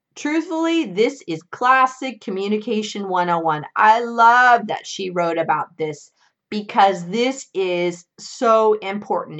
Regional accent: California, United States; my home state of California

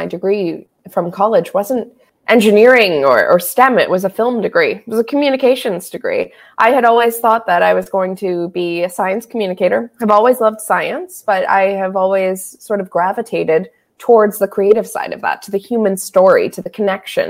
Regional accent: South Florida, United States; growing up in South Florida.

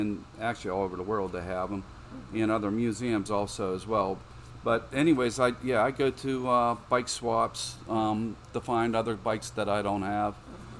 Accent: Ben Avon, Pennsylvania, United States; also born or lived in Bellevue, Pennsylvania; I grew up in Ben Avon and moved from Bellevue when I was in kindergarten. And lived in Ben Avon all my life, and actually I live up in Ben Avon Heights today. So, the North Burrows is a big part of my history.

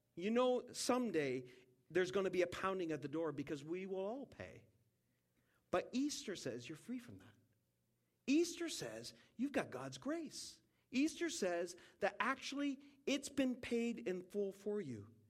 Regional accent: Saint John, New Brunswick, Canada; I'm from St. John, New Brunswick.

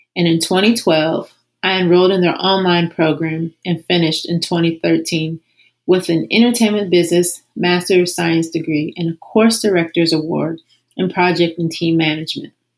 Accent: Columbus, Ohio, United States; I was born and raised in Columbus, Ohio.

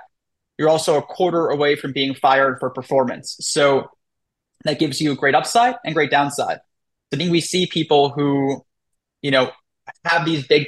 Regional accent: New York City, New York, United States; I'm from New York, right? I'm from Brooklyn

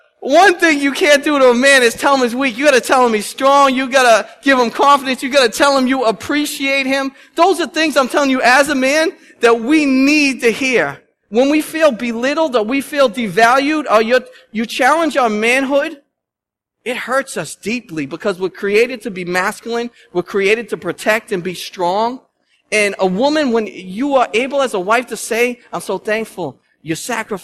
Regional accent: Lynn, Massachusetts, United States; I'm from Lynn. I'm a city boy at heart

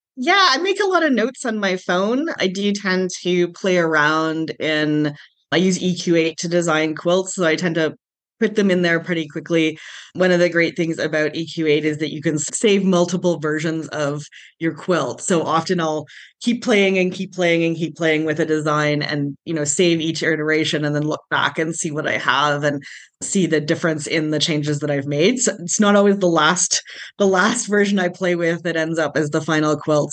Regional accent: Calgary, Alberta, Canada; also born or lived in Cayman Islands; I was born and raised in Calgary

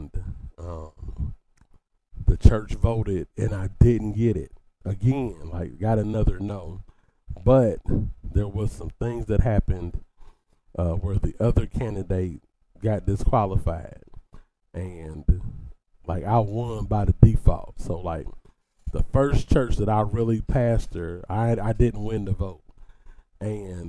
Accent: Dayton, Ohio, United States; I grew up in the Shiloh Baptist Church in Dayton, Ohio

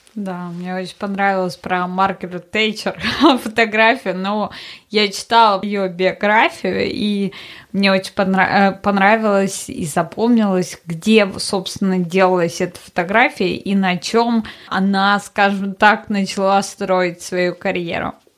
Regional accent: Russia; moved away; я из России

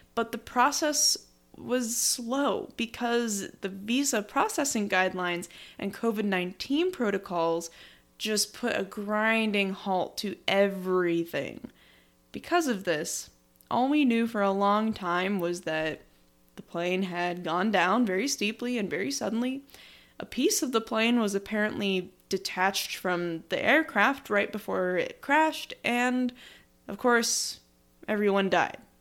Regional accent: United States; as an American

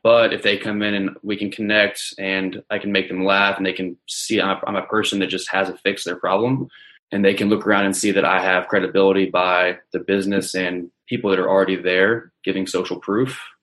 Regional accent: Charlotte, North Carolina, United States; I'm from Charlotte, North Carolina

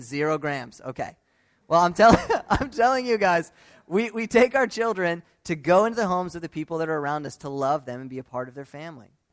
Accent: United States; Growing up in the United States

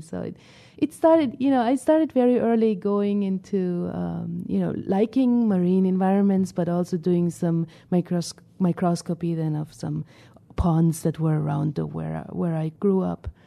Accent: Northern Germany, Germany; moved away; I grew up in Germany

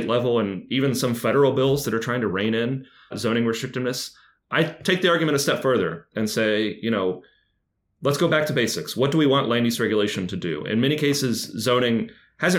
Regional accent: Lexington, Kentucky, United States; moved away; I'm from Lexington, which is in the heart of the bluegrass

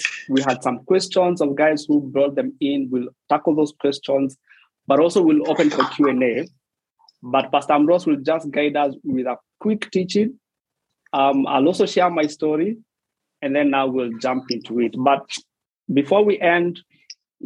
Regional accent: Nairobi, Kenya; English is a second language; I was born a kilometer from a slum. So I was born in Isili. Then we have the road, Juja Road. The other side of the road is Mathare.

